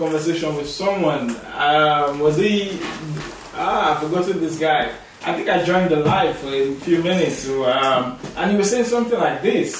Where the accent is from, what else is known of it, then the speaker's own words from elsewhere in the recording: Nigeria; now in United Kingdom; I grew up in Nigeria, I spent most of my life.